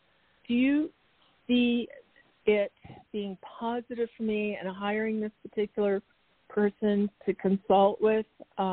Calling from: Arizona, United States; … from Arizona.

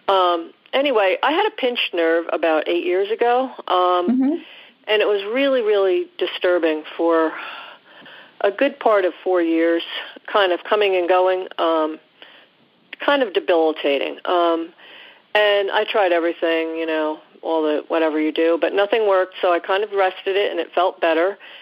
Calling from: New Jersey, United States; I'm calling from New Jersey

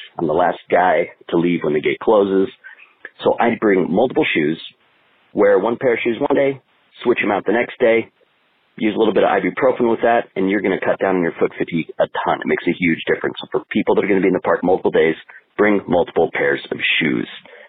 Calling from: Salt Lake City, Utah, United States; So I'm coming in from Salt Lake City, so you know I'm going to be in the park for multiple days.

